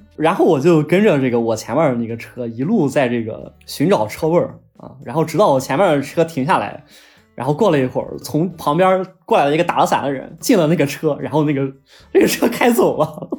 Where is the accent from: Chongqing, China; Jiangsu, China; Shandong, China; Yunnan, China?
Shandong, China; 但是确实不是能很符合我们山东人的口味啊